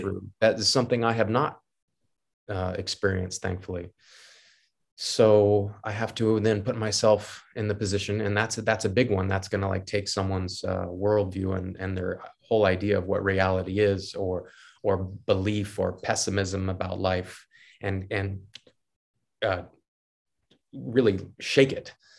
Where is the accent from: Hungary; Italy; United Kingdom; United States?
United States; I'm American